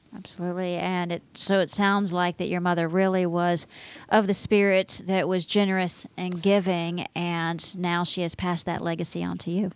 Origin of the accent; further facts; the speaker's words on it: Texas, United States; moved away; My home state